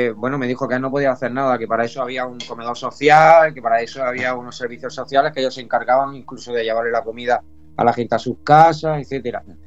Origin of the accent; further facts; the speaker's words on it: Andalusia, Spain; now in Almería, Spain; yo soy andaluz 100%, aunque mi nombre sea vasco